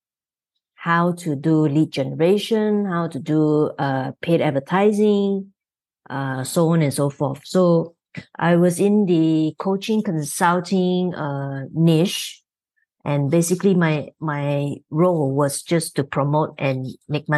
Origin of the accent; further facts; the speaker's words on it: Malaysia; So I'm from Malaysia, so I'm on the other side of the world.